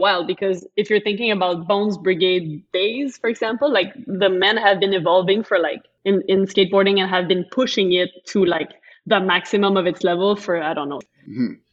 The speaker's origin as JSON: {"language": "English", "town": "Montreal", "region": "Quebec", "country": "Canada", "said": "I'm from Montreal"}